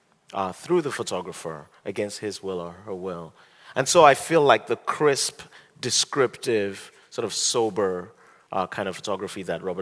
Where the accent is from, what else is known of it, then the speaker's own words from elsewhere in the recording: Nigeria; also born or lived in United States; I'm a Nigerian and an American.